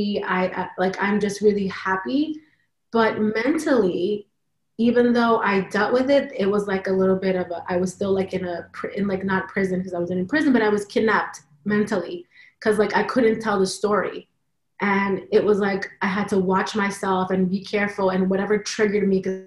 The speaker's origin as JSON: {"language": "English", "region": "New York", "country": "United States", "tie": "born or raised there", "said": "I was born here in New York"}